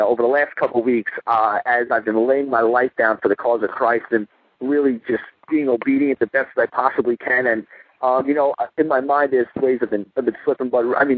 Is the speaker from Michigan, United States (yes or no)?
no; Long Island, New York, United States; I'm from Long Island, New York, over here